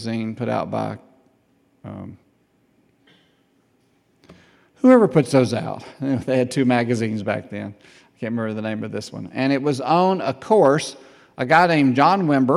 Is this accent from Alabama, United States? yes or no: yes; Southside, Alabama, United States; I was from Southside